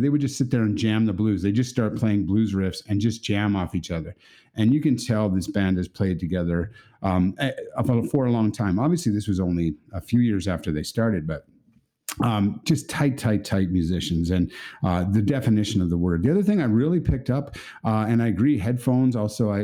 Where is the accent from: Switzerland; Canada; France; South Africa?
Canada; as a Canadian